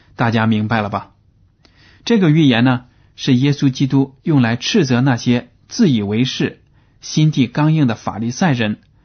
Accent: China; 就好比我们中国人听相声

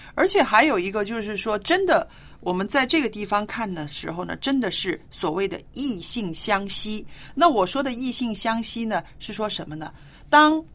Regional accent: China; 我们中国人

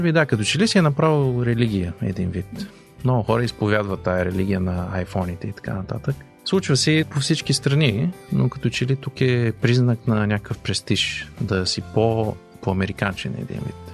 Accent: Bulgaria; moved away as an adult; now in Canada; като българи

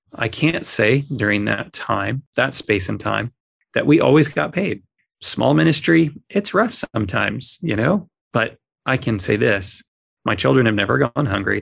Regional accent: Southern California, United States; moved away; I was born in Southern California

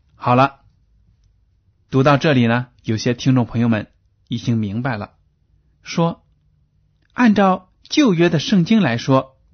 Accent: China; 对我们中国人来说都是普遍存在的

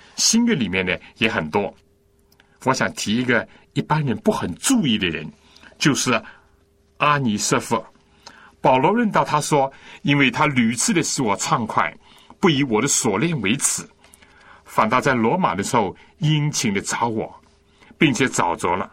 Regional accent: China; 我们中国人不是有孔融让梨，这是一个加于胡侠的故事吗？我从小就听过这故事

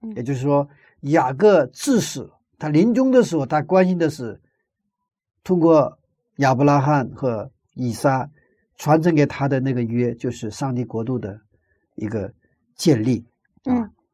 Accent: China; 我们中国人的习惯

